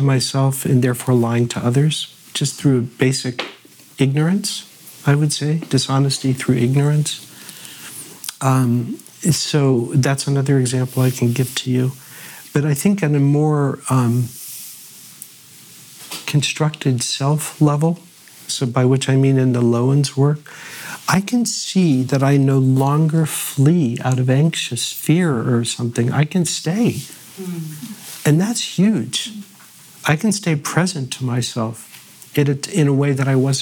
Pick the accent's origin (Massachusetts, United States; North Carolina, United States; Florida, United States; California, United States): Florida, United States; North Miami Beach; also born or lived in Pittsburgh, Pennsylvania; I was born in Pittsburgh, mm-hmm. Squirrel Hill to be precise, mm-hmm. and lived there until I was 8, and then I moved to North Miami Beach, Florida.